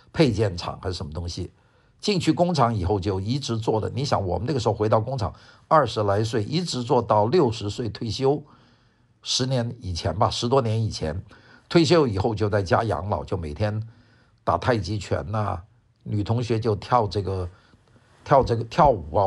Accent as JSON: {"language": "Chinese", "town": "Wuhan", "region": "Hubei", "country": "China", "tie": "born or raised there", "also_born_or_lived": "Guangzhou, Guangdong, China", "accent": "Wuhan accent", "first_language": "Cantonese", "second_language": "Chinese", "said": "因为小时候在广州，突然间整个广州的父母的这个学校突然间从广州搬到了武汉，所以我的生活的环境呢，就有一个从广州到武汉的一个巨大的变化"}